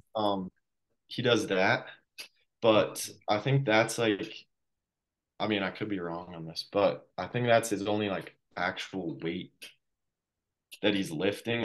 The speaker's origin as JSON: {"language": "English", "region": "Colorado", "country": "United States", "said": "I'm from Colorado"}